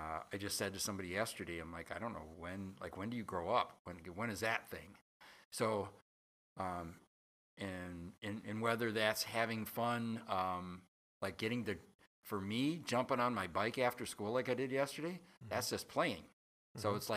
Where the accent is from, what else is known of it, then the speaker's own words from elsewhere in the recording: Berkeley, Michigan, United States; I'm not from New York. I'm from Berkeley, Michigan, 45 minutes northeast of here.